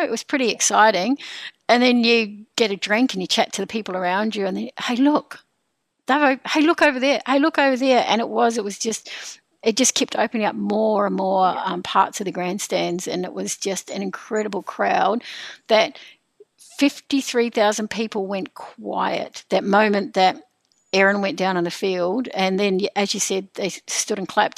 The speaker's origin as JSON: {"language": "English", "country": "New Zealand", "moved": "yes", "lives_now": "Sydney, Australia", "said": "I'm a Kiwi."}